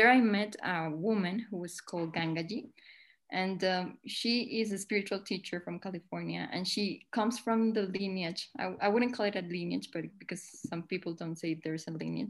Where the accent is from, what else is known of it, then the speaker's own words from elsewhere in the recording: Colombia; I'm from Colombia in South America